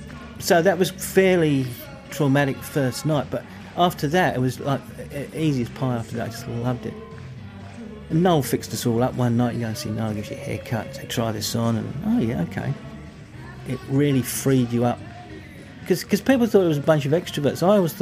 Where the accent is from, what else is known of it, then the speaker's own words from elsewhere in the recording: St Albans, East of England, United Kingdom; also born or lived in Hatfield; my hometown, St Albans, which is about 5 miles from Hatfield, where I was born.